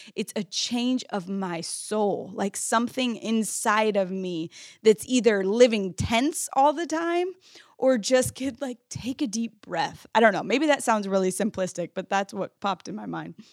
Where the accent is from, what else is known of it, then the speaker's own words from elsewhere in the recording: United States; the privilege I was living with as an American kid